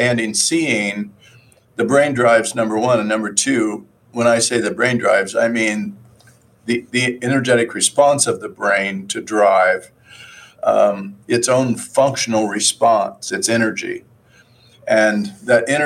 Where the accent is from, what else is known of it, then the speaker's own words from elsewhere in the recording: Midwest, United States; I came from Midwest, a farm area, and grandparents had a farm. I worked on it a long time